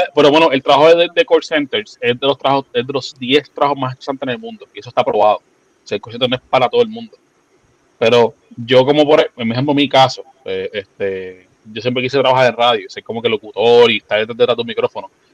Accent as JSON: {"language": "Spanish", "town": "San Juan", "country": "Puerto Rico", "tie": "born or raised there", "said": "soy, nacido y criado en Santurce"}